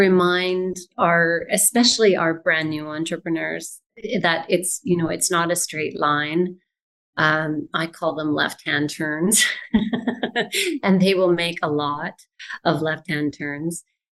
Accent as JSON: {"language": "English", "town": "Vancouver", "region": "British Columbia", "country": "Canada", "tie": "born there", "said": "I've lived in many places in Canada, but I was born here in Vancouver, and I'm happy to be back."}